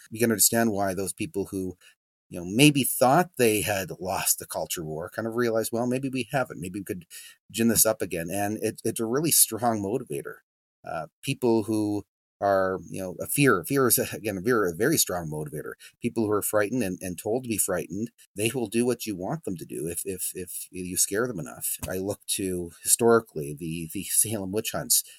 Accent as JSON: {"language": "English", "town": "Drumheller", "region": "Alberta", "country": "Canada", "tie": "born or raised there", "said": "My hometown here in, in Drumheller"}